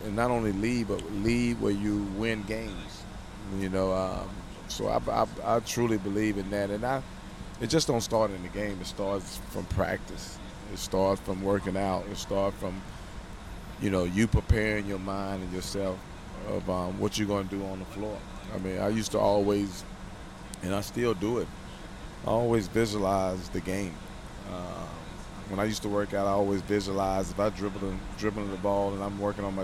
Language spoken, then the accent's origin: English; North Carolina, United States; I'm from North Carolina